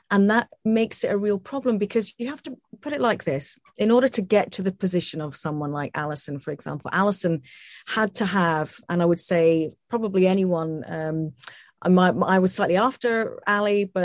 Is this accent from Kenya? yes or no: no; Scotland, United Kingdom; my accent here and say, look, I'm actually Scottish.